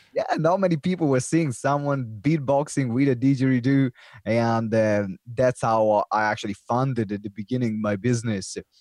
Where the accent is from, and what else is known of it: Italy; English is a second language; now in United Kingdom